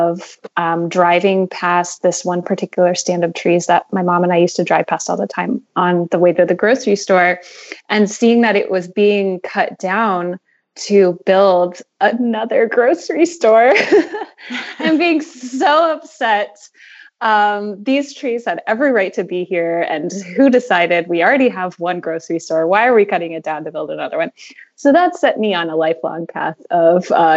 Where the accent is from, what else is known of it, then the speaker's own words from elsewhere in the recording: Indiana, United States; now in Maryland, United States; I am originally from the Midwest, Indiana specifically. And so I grew up surrounded by a lot of cornfields